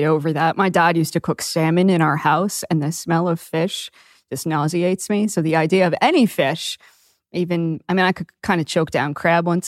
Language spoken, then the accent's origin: English; Maine, United States; now in Florida Keys, United States; I grew up in Maine too, where everybody eats lobster and seafood